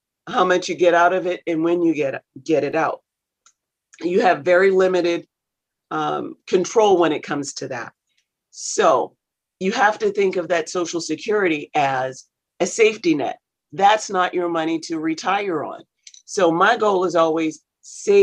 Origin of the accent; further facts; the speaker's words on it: South Carolina, United States; I grew up in South Carolina, actually. So I'm a poor Southern girl.